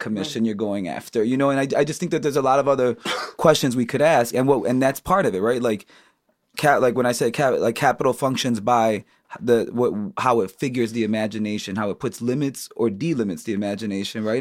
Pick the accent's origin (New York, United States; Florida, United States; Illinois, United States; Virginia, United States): Illinois, United States; Chicago; I grew up on the South Side